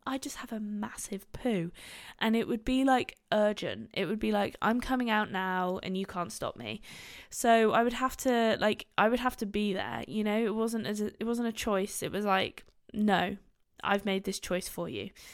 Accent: Gloucestershire, South West England, United Kingdom; also born or lived in Bristol; I live in Bristol. I'm from Gloucestershire, where Bristol is

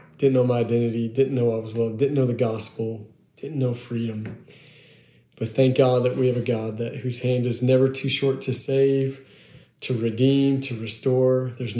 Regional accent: Long Island, New York, United States; now in Texas, United States; That's where I'm from originally, believe it or not. I know this accent doesn't say that, but I am from Long Island, New York originally.

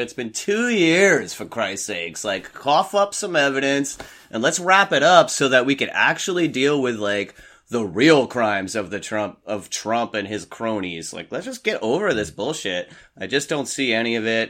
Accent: New York City suburbs, United States; moved away as an adult; I grew up in New York, in this New York City suburbs.

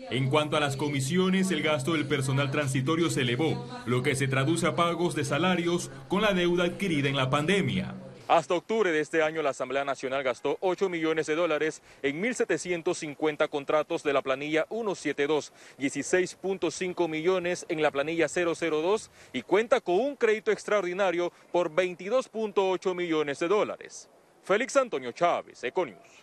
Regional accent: Panama; todos somos panameños

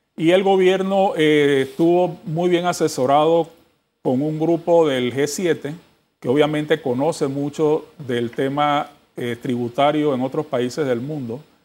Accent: Panama; todos nosotros como panameños

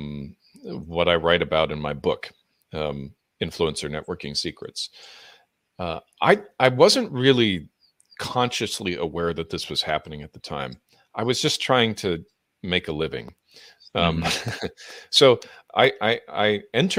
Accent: Southern California, United States; also born or lived in Edmonton, Alberta, Canada; growing up in Southern California

